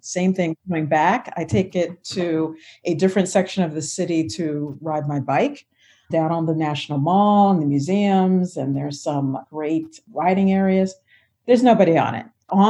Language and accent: English; Philadelphia, Pennsylvania, United States; moved away as an adult; now in Washington, D.C., United States; I'm originally from Philadelphia, so I grew up riding the subway.